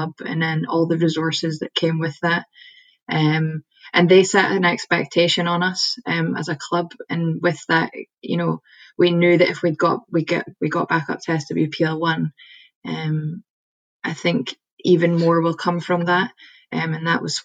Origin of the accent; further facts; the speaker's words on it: Edinburgh, Scotland, United Kingdom; moved away as an adult; also born or lived in Aberdeen / Malaysia; I'm actually originally from Edinburgh